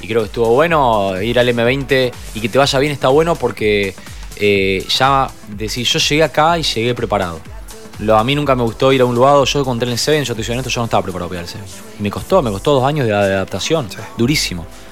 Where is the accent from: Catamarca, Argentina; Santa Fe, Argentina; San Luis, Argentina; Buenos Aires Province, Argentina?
Santa Fe, Argentina; Rosario; siendo rosarino